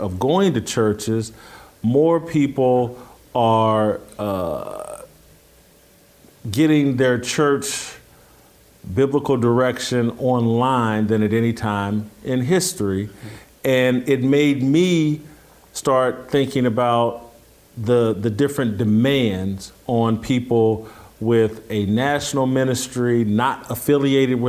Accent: Indianapolis, Indiana, United States; moved away; the church that I grew up with in Indianapolis

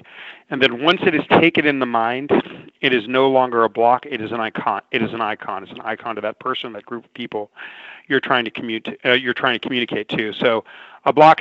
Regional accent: Los Angeles, California, United States; a kid that grew up in severe poverty, in and around down near downtown Los Angeles

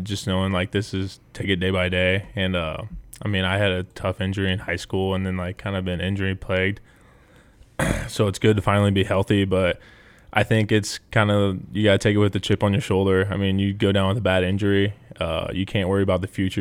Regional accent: Nebraska, United States; growing up in Nebraska, like, there's, there's no other team you root for

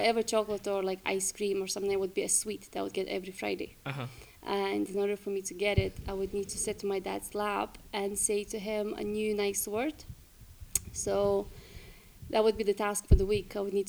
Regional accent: Lithuania; English is a second language; moved away as an adult; now in Glasgow, United Kingdom; I'm from Lithuania, and I've been living in UK, Scotland, for last, I think, 8 years? No, I'm lying, seven. 7 years, yes.

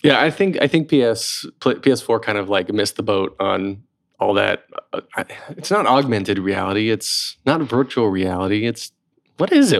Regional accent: North Carolina, United States; moved away; also born or lived in Raleigh; I grew up in North Carolina too

